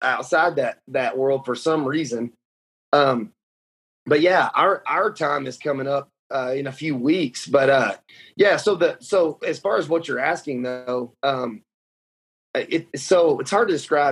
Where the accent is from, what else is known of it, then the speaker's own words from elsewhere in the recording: Lubbock, Texas, United States; we're from here. We're from Lubbock, where Texas Tech is at.